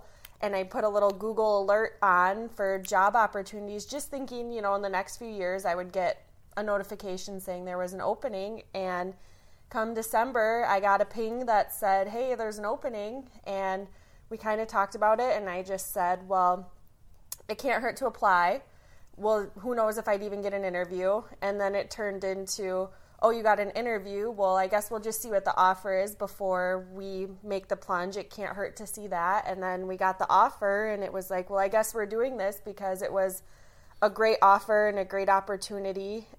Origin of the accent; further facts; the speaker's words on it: St. Clair Shores, Michigan, United States; I'm originally from just outside of Detroit, a city called St. Clair Shores. I grew up there my whole life.